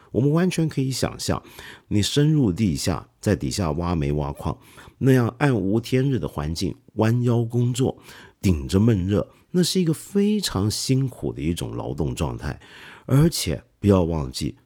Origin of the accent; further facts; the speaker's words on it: China; 我们中国人